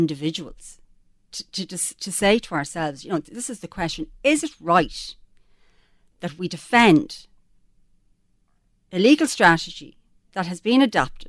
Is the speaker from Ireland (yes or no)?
yes; Drogheda, Leinster, Ireland; Drogheda, my hometown